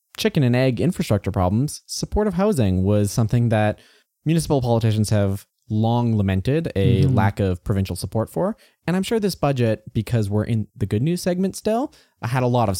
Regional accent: Alberta, Canada; I grew up in the Klein years, so there was a lot of cuts to education.

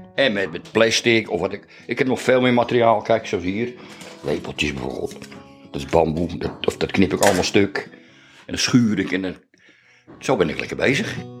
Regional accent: IJmuiden, North Holland, Netherlands; also born or lived in Beverwijk; Ik ben geboren in Amuiden in 1951, in juni.

